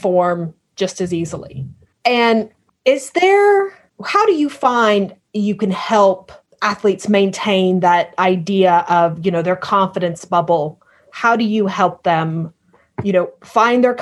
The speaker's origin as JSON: {"language": "English", "country": "United States", "moved": "yes", "lives_now": "United Kingdom", "said": "I'm American, but I live in the United Kingdom"}